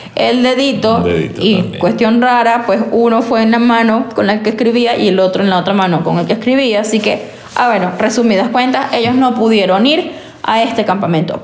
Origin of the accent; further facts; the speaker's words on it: Venezuela; now in United States; Somos venezolanos, inmigrantes haciendo vida en Estados Unidos